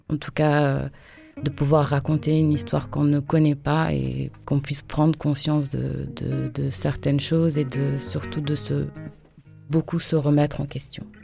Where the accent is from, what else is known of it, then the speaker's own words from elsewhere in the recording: Bissau, Guinea-Bissau; moved away; je suis euh, née de parents euh, bissau-guinéens et capverdiennes. Je suis née à Bissau, en Guinée-Bissau, pays de l'Afrique de l'Ouest.